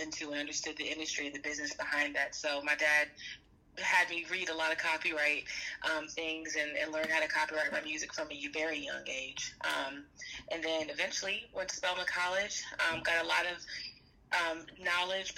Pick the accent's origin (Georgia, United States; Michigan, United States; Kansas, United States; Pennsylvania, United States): Georgia, United States; Atlanta; also born or lived in Washington, D.C.; I grew up in Atlanta, Georgia, between Atlanta and Washington, D.C.